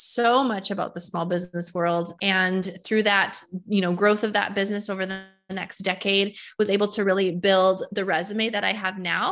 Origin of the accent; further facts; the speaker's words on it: Fargo, North Dakota, United States; born and raised in Fargo, North Dakota